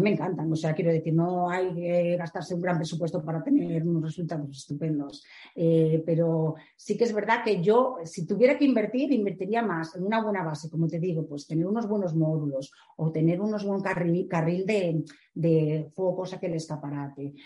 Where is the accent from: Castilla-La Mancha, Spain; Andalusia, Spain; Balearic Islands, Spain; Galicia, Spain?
Galicia, Spain; A Coruña; yo soy de La Coruña eh, llevo Galicia